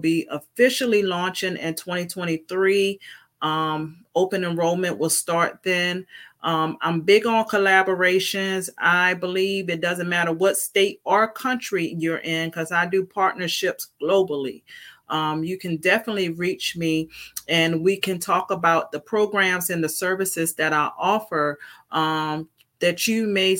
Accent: Virginia, United States; I am from Virginia

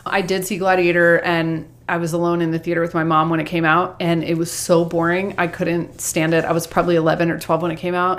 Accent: Georgia, United States; I grew up in Georgia

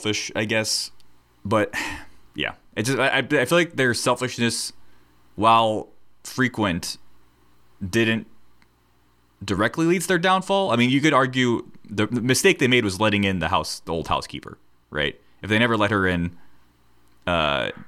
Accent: United States; we're from America

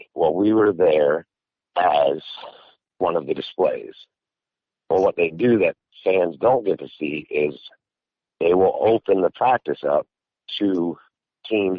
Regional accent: Middlebury, Vermont, United States; moved away; my wife and I and my son, we were all born and raised in Vermont

